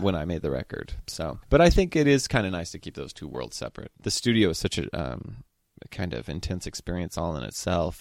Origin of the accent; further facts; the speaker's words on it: Cambria, California, United States; now in Los Angeles, United States; growing up in Cambria